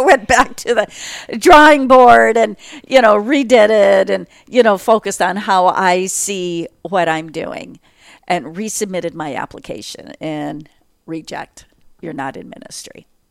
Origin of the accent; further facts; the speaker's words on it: North Dakota, United States; for those who know North Dakota, I grew up in a eight hundred square foot homestead shack